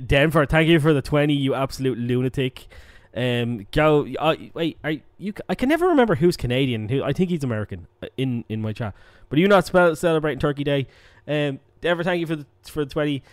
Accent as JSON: {"language": "English", "country": "Ireland", "tie": "born or raised there", "said": "as an Irish person"}